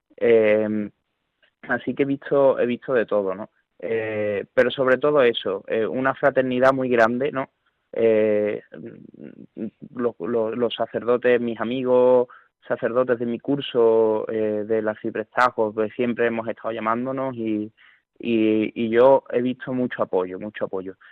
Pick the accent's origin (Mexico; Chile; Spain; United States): Spain; Seville, Andalusia; en mi pueblo hay dos parroquias, está San José y está Santa María Madre de Dios